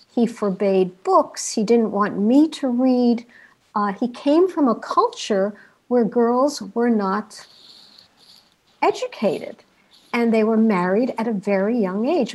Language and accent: English; New York City, New York, United States; my own aspirations as a young American child growing up in New York City